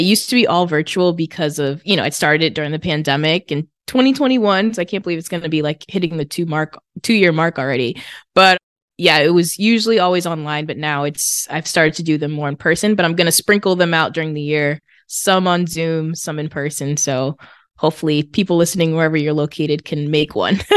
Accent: Massachusetts, United States; I'm from Massachusetts

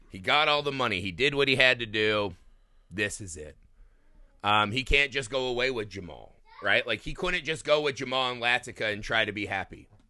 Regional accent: United States; as an American audience

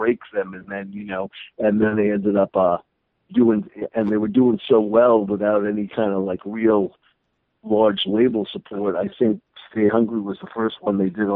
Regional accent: New York, United States; growing up in New York

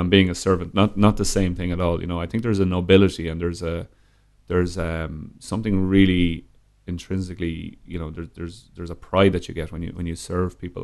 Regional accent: Dublin, Leinster, Ireland; Born and raised in Ireland, yeah. Born in Dublin.

